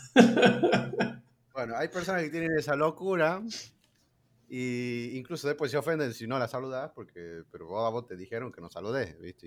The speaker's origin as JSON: {"language": "Spanish", "region": "La Rioja", "country": "Argentina", "said": "yo soy de La Rioja"}